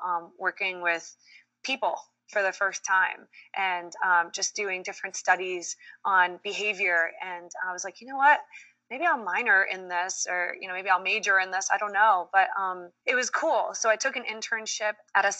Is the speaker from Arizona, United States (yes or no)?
no; Swampscott, Massachusetts, United States; born or raised there; moved away as an adult; also born or lived in Dominican Republic / New York; now in New Jersey, United States